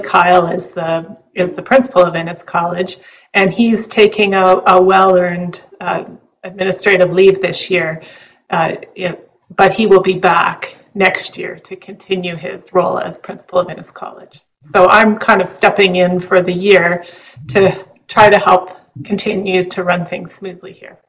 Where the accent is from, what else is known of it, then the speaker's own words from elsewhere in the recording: Western Canada, Canada; moved away; I grew up in Western Canada